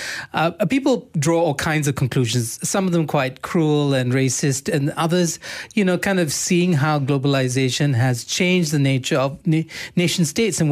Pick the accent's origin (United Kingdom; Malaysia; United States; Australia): Malaysia; we're Malaysian